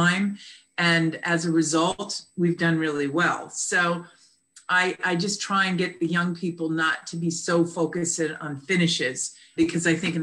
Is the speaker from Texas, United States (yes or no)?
no; Connecticut, United States; now in Annapolis, United States; I'm originally from Connecticut area